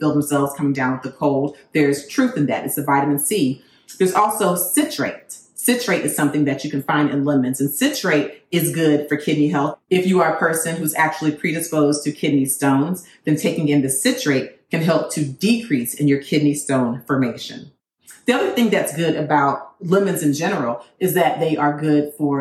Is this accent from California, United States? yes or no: no; Florida, United States; I'm from Florida